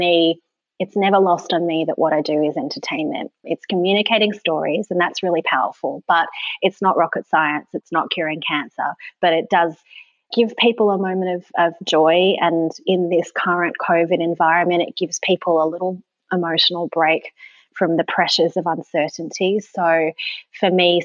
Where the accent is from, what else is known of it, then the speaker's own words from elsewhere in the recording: Sydney, New South Wales, Australia; moved away as an adult; also born or lived in Tasmania; growing up in Sydney is very much a place that awards being hard and shiny